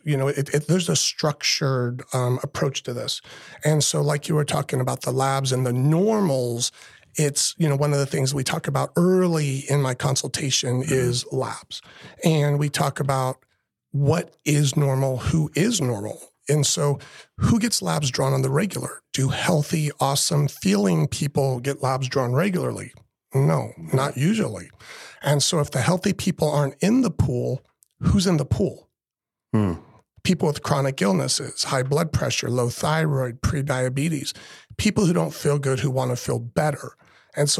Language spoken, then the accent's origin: English; Los Angeles, California, United States; moved away as an adult; also born or lived in Fort Worth, Texas; now in Lake Mary, United States; I grew up in Los Angeles, California, and joined the military.